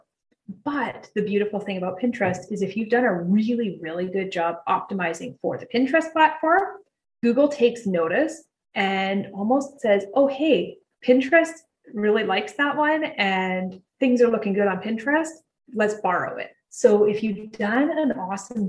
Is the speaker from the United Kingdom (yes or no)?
no; Canada; I'm Canadian